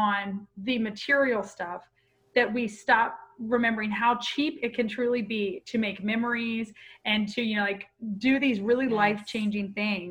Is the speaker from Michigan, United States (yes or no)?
no; Pensacola, Florida, United States; Well, I'm a Florida girl originally. I'm a Pensacola girl.